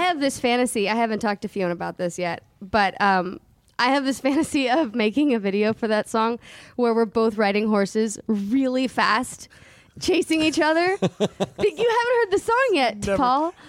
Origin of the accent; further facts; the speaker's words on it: Southern California, United States; we grew up like in Southern California